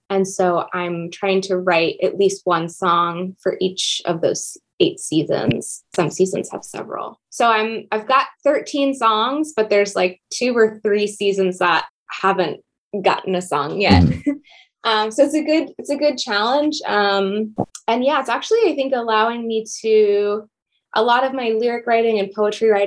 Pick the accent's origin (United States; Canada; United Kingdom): United States; Mashpee, Massachusetts; I grew up on Cape Cod